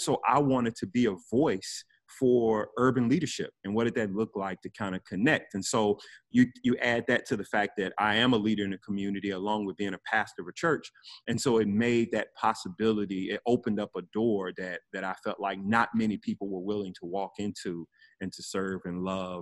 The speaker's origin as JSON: {"language": "English", "town": "Memphis", "region": "Tennessee", "country": "United States", "moved": "yes", "lives_now": "Homestead, United States", "said": "I am originally from Memphis, Tennessee, former hip hop artist"}